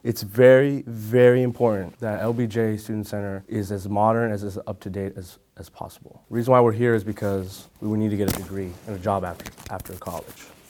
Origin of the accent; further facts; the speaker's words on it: San Antonio, Texas, United States; I'm from San Antonio, Texas